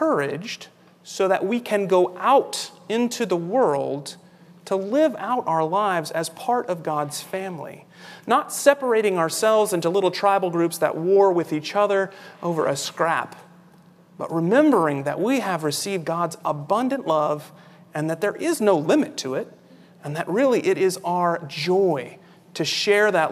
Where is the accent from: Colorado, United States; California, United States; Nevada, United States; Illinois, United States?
California, United States; When I was growing up in California